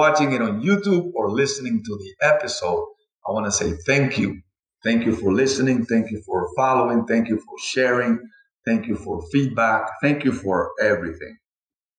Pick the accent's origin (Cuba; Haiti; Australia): Cuba; also born or lived in Spain; now in United States; I'm from Cuba, and, you know, my father was a doctor